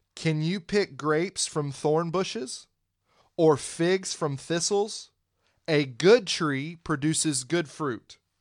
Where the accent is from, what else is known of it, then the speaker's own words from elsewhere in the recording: Pensacola, Florida, United States; I grew up in Pensacola